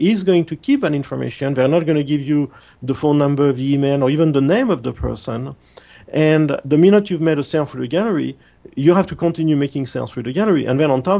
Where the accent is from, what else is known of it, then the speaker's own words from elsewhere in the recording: France; moved away; I come from France, which is very much like Germany